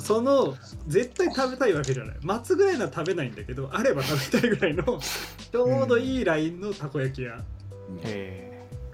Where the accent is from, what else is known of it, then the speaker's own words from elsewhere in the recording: Niigata, Japan; moved away as an adult; also born or lived in Hino, Tokyo; now in Tokyo, Japan; 出身新潟